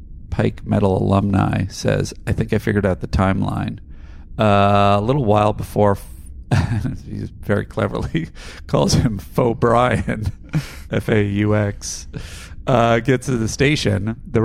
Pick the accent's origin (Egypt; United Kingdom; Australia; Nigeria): Australia; Adelaide, South Australia; but I'm also from Australia's big country town of Adelaide. I can confirm that we definitely have a unique provincial dialect, which is a little more posh than our eastern counterparts